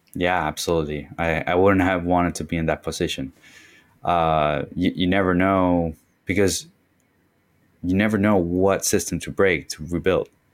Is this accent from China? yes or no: no; Concepción, Biobío, Chile; moved away as an adult; now in Miami, United States; that's my hometown. Um, it's, it's Concepcion, actually, which is further south